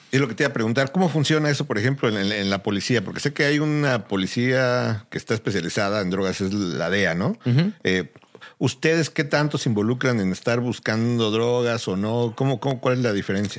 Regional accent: Mexico; now in United States; Uno como mexicano

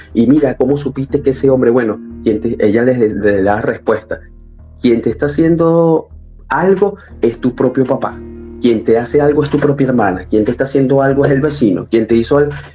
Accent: Caracas, Capital District, Venezuela; moved away as an adult; also born or lived in Ecuador / Peru; now in Chile; Yo soy de Venezuela, sí, de Caracas, de la capital de Venezuela

